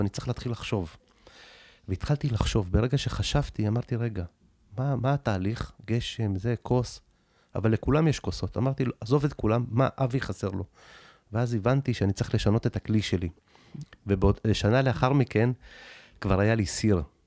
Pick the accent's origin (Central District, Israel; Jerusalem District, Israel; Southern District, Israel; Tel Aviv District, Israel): Tel Aviv District, Israel; Tel Aviv; also born or lived in Soviet Union; עליתי מברית המועצות, שהייתי בגיל מאוד צעיר, בגיל שנתיים-שלוש. גרנו במקום הכי נמוך בדרום תל אביב